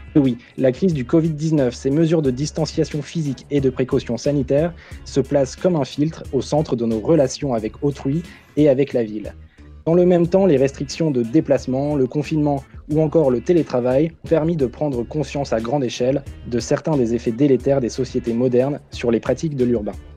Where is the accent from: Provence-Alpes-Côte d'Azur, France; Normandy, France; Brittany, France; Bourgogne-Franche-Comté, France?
Normandy, France; Caen; moved away; je viens de Caen. Euh, je sais que voilà, c'est une ville qui me plaît beaucoup parce que j'y ai grandi